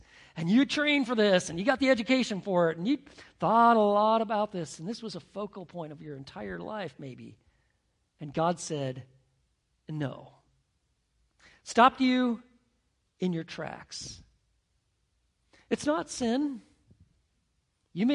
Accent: Montana, United States; growing up in Montana

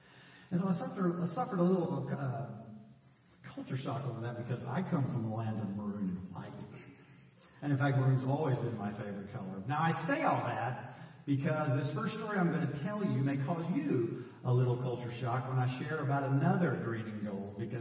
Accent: Dallas, Texas, United States; the guys I grew up with in Dallas as a kid

